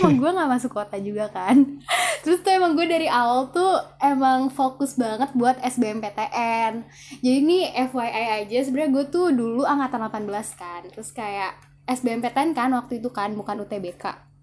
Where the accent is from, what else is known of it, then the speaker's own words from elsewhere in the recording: Jakarta, Indonesia; asal gue dari Jakarta